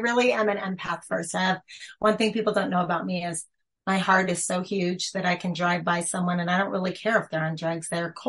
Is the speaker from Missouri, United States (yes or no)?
no; California, United States; moved away as an adult; now in Salt Lake City, United States; I'm from California